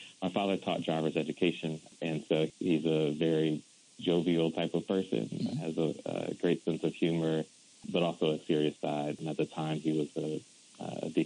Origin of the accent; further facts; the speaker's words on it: Silver Spring, Maryland, United States; I'm from the Washington, D.C. area. I grew up in Silver Spring, Maryland